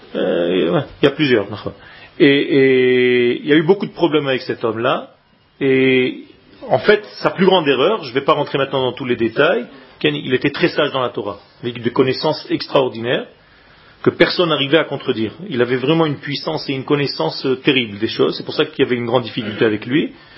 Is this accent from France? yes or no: no; Israel; moved away; quand j'étais petit en Israël